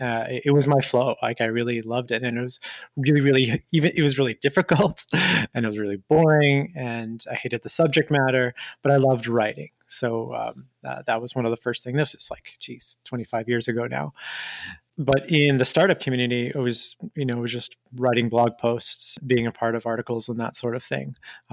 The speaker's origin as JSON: {"language": "English", "town": "Montreal", "region": "Quebec", "country": "Canada", "said": "I'm from Montreal, Canada originally, and raised throughout in a couple of different cities in Canada."}